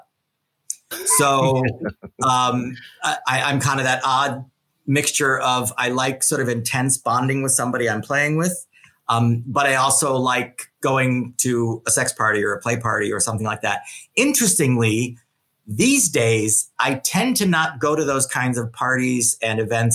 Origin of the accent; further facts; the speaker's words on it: Chicago, Illinois, United States; also born or lived in New York / Los Angeles; now in San Francisco, United States; I'm from Chicago